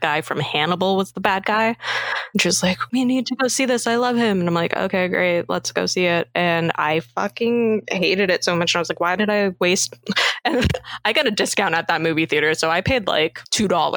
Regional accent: Canada; from Canada.

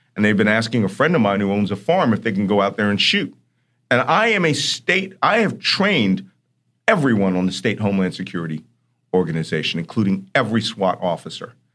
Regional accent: Philadelphia, Pennsylvania, United States; I grew up in Philadelphia

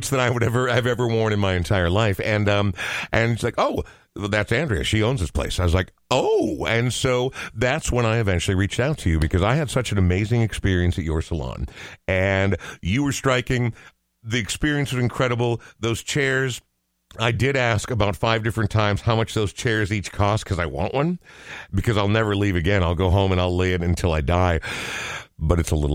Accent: Coon Rapids, Minnesota, United States; Growing up in Coon Rapids, which is three or four suburbs north mm-hmm. of where yeah. we are right now, north, I guess, um, yeah, no, it was it was the whitest place I've ever seen in my entire life.

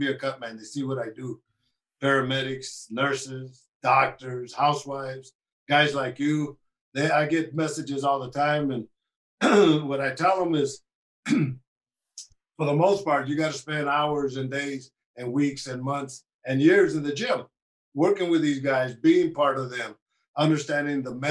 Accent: United States; I'm Mexican by nationality. But I was born in the United States, but we were farm workers.

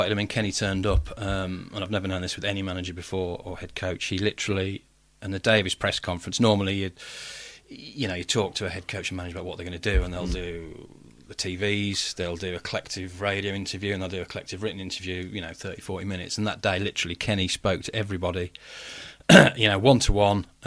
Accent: Wolverhampton, West Midlands, United Kingdom; We're from Wolves. We're from Wolverhampton. Let's let's just show people we're not afraid to be mm. running through the town.

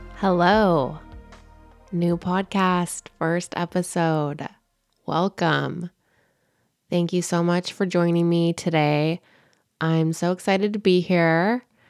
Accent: California, United States; also born or lived in Bay Area; born and raised in California

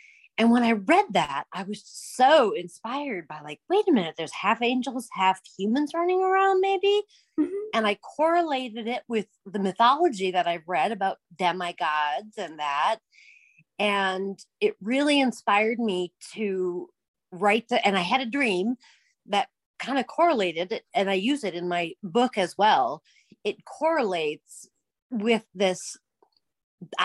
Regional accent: Minnesota, United States; I'm from Minnesota

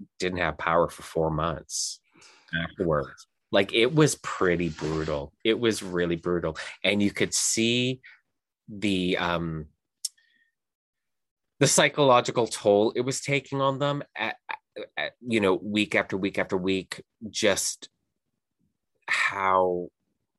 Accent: Canada; also born or lived in Houston, Texas; everyone knows I'm Canadian. I'm here in Canada

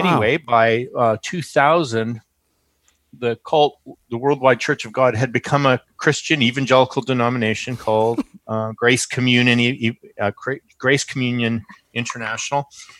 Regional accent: Abbotsford, British Columbia, Canada

